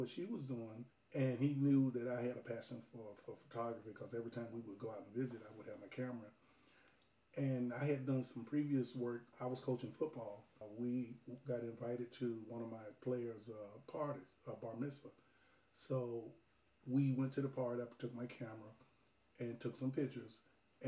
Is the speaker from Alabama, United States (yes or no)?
yes; Alabama, United States; I grew up in Alabama